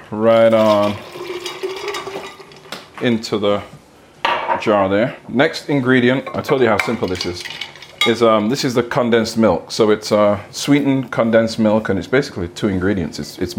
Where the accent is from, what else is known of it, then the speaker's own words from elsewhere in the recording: England, United Kingdom; moved away; growing up in England